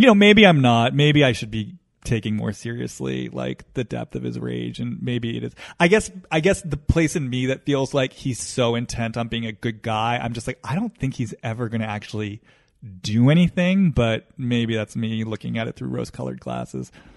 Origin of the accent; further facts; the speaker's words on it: East Coast, United States; now in Los Angeles, United States; I grew up on the East Coast. I live in Los Angeles